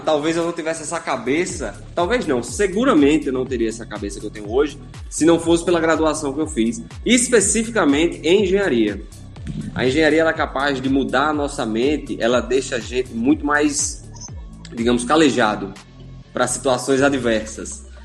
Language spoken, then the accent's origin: Portuguese; Natal, Rio Grande do Norte, Brazil; sou nascido e criado aqui em Natal